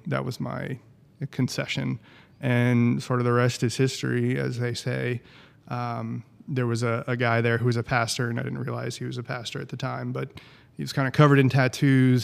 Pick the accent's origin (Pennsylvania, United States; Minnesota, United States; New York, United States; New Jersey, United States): New Jersey, United States; moved away; also born or lived in Knoxville, Tennessee; I'm from New Jersey